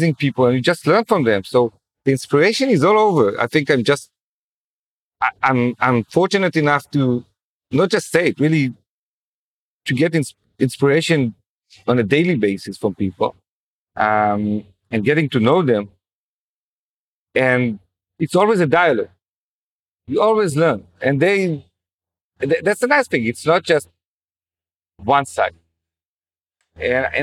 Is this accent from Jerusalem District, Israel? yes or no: yes; Jerusalem, Jerusalem District, Israel; growing up in Jerusalem, I noticed how as a secular kid, I didn't know anyone who's religious